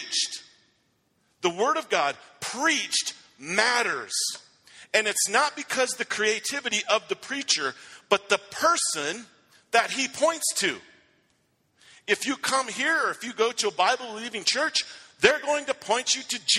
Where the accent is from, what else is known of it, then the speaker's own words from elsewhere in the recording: Rifle, Colorado, United States; I went to Rifle High School